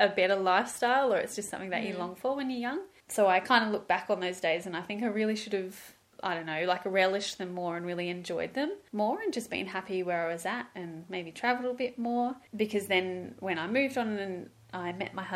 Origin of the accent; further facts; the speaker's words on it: Byron Bay, New South Wales, Australia; So I grew up in Byron Bay in a really lovely Christian home with mum and dad.